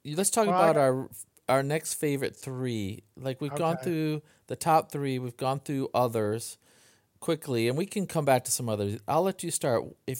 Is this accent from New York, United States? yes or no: no; Midland, Michigan, United States; I grew up in Midland, Michigan, which is about 2 hours north of Detroit